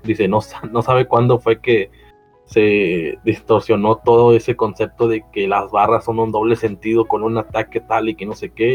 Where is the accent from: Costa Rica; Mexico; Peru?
Mexico